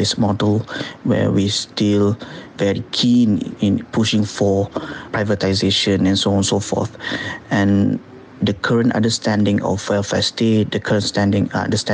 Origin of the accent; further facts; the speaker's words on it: Malaysia; as a Malaysian citizen